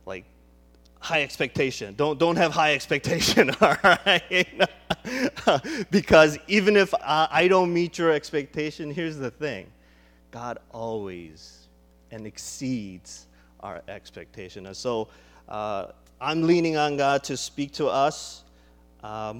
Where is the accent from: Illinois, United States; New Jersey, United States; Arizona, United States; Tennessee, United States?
Illinois, United States; Chicago; moved away; I grew up in Chicago, and Willow Creek, I don't know if you know Willow Creek, but Willow Creek was right in our backyard